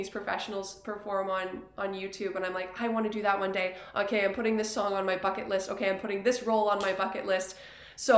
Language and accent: English; Yellowknife, Northwest Territories, Canada; moved away as an adult; also born or lived in Edmonton; I was able to show her around Yellowknife and share my home with her